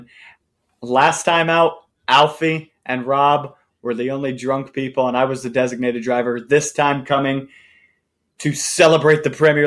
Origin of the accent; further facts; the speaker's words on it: United States; accent: American; I'm American